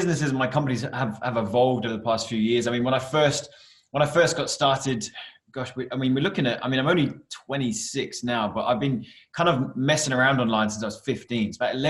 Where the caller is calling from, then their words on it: Canterbury, South East England, United Kingdom; So I come to the office, which is just outside of Canterbury in the UK.